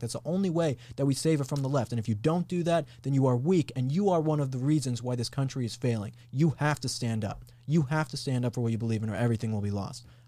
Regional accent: Colorado, United States; moved away as an adult; I'm from Colorado. And so I grew up there for high school and went to college in Colorado

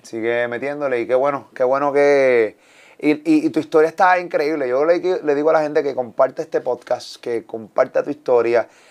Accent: Puerto Rico; yo soy puertorriqueño

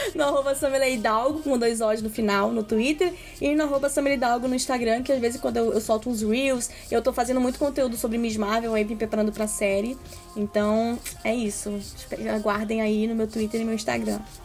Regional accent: Brazil; a gente é brasileira

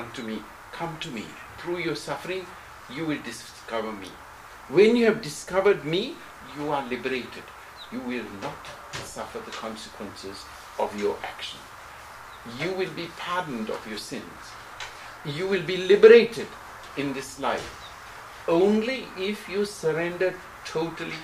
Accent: United Kingdom; also born or lived in Sri Lanka; now in Switzerland; Where did you grow up? In Britain.

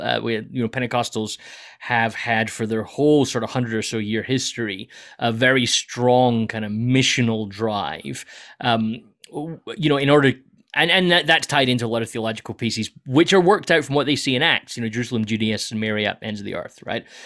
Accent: United Kingdom; moved away; I'm this British guy who's come in from the U K

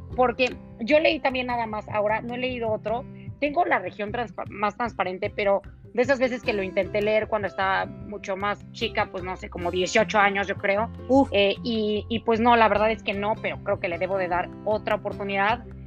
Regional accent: Mexico; como mexicanos

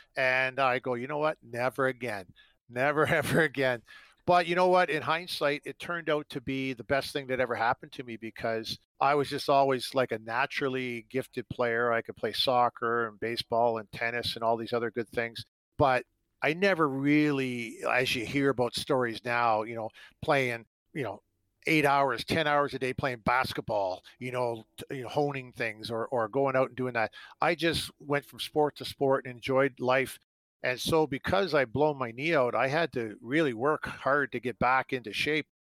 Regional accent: Canada; growing up in Canada

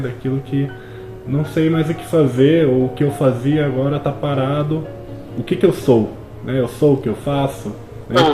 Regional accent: Brazil; nós, enquanto brasileiros, temos essa cultura muito forte

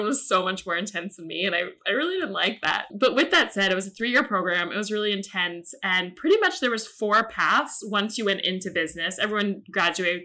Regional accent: Atlanta, Georgia, United States; moved away as an adult; also born or lived in New York City; I'm from Atlanta, which is Coke world.

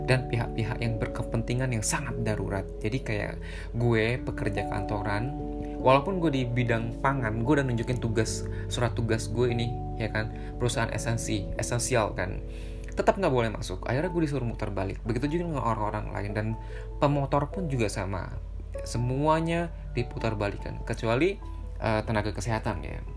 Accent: Depok, West Java, Indonesia; kita orang Depok itu nggak bisa ke Jakarta begitu juga dengan sebaliknya

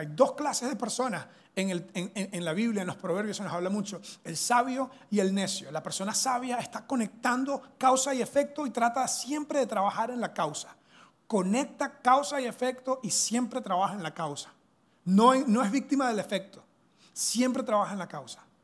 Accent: Venezuela; now in Costa Rica; soy venezolano, eso es una mezcla que tengo, ¿verdad? Culturalmente, pero soy venezolano

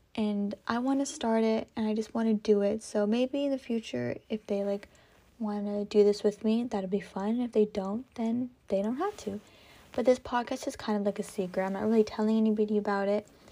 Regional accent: California, United States; I am from California. sunny California.

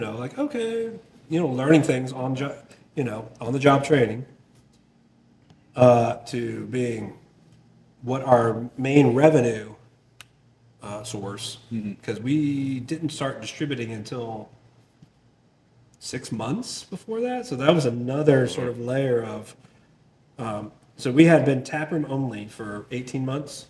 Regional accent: Milford, Delaware, United States; moved away as an adult; also born or lived in South Carolina; now in Montgomery, United States; I grew up 10 miles away from a small brewery at the time called Dogfish Head in Milton, Delaware. I'm from Milford, Delaware, which is right down the road

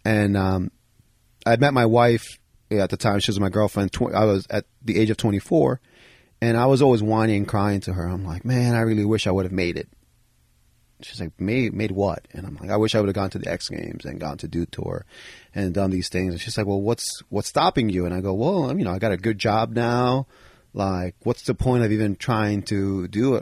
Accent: New York City, New York, United States; those are the guys I grew up with in the Bronx

